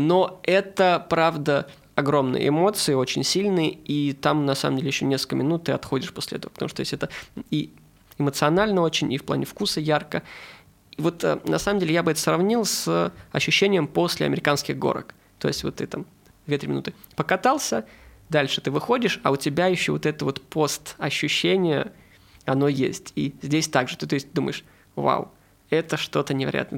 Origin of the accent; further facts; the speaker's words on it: Saint Petersburg, Russia; я из Петербурга